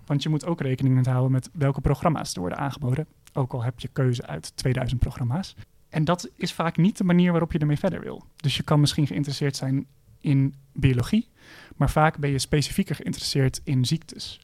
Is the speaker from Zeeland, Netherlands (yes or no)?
no; Utrecht, Netherlands; ik kom ook zelf uit Utrecht